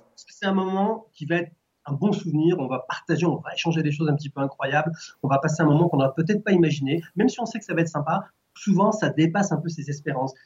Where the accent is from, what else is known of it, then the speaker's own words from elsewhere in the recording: France; je suis français